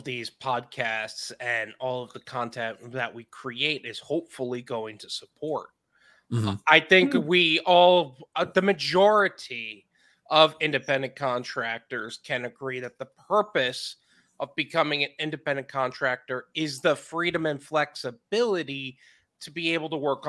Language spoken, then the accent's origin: English; New York, United States; now in Florida, United States; Yep, I'm from New York and moved to Florida.